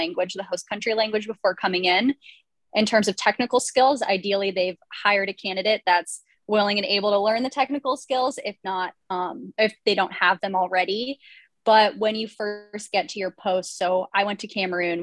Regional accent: Boulder, Colorado, United States; I am originally from Boulder, Colorado, and that's kind of where I grew up and was raised.

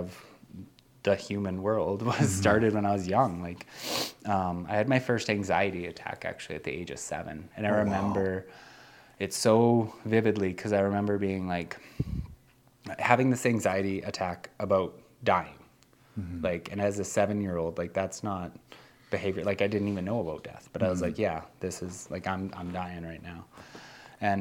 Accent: Nelson, British Columbia, Canada; I grew up in Nelson, BC. That's where I was born.

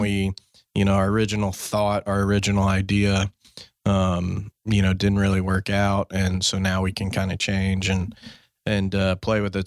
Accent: Fort Worth, Texas, United States; my hometown, Fort Worth.

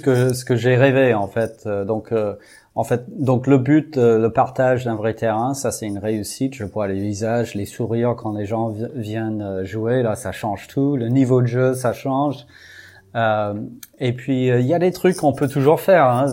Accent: Houston, Texas, United States; French is a second language; moved away as an adult; now in Brittany, France; j'ai grandi au Texas, à Houston. Donc, en fait, ça, fait que sept ans que je suis en Bretagne

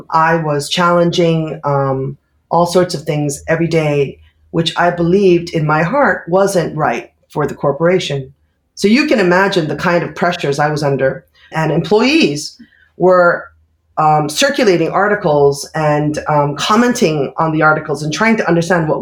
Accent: United States; moved away as an adult; also born or lived in Bangkok / Brussels / Singapore; now in Tokyo, Japan; Though I am American, I have basically been living in Bangkok and Brussels, Singapore, and now Tokyo

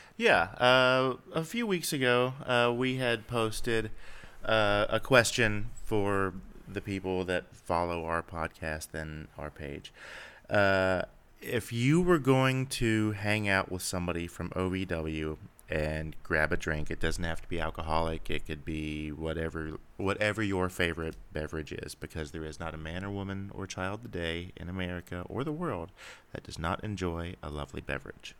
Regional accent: Cincinnati, Ohio, United States; growing up around the Cincinnati area

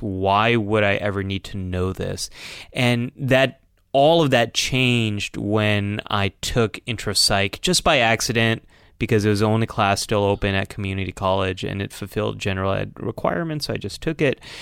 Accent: California, United States; as a Californian

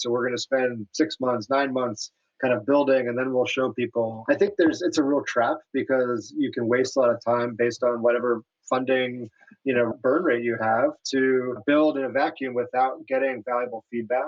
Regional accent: New York City, New York, United States; I am a very proud native New Yorker.

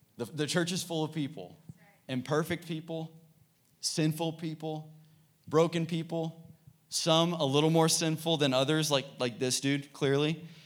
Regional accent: Dallas, Texas, United States; I grew up in Dallas

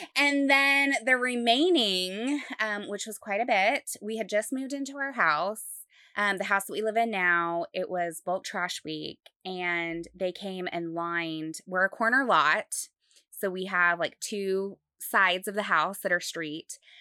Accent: Utah, United States; now in Dallas, United States; I grew up in Utah

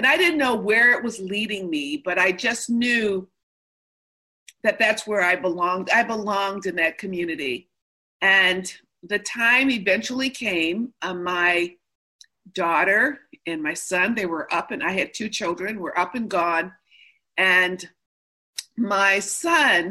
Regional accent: Midwest, United States; also born or lived in Chicago; now in California, United States; I'm from the Midwest

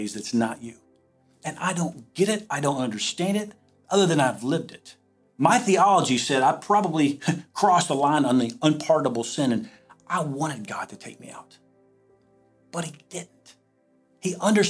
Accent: the South, United States; moved away as an adult; now in Iowa, United States; I'm from the South

